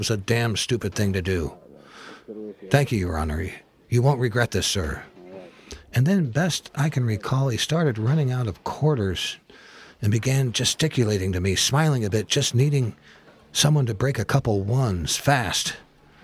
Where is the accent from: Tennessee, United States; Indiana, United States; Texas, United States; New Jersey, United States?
Indiana, United States; from Indiana